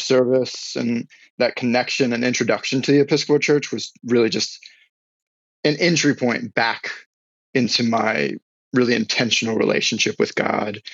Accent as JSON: {"language": "English", "town": "Newport News", "region": "Virginia", "country": "United States", "tie": "born or raised there", "also_born_or_lived": "Iowa", "moved": "yes", "lives_now": "Southern California, United States", "said": "I was raised in Southeast Virginia, uh, kind of split time between Newport News area and uh, my folks were split. So I was born in Iowa, so I split time between those two states."}